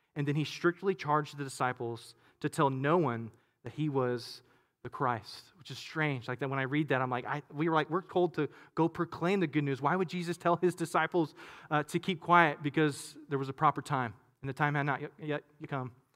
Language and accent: English; Katy, Texas, United States; I grew up in Katy, but we had some land out in, uh, in, in, in Waller, uh, area, really Hempstead, really Monaville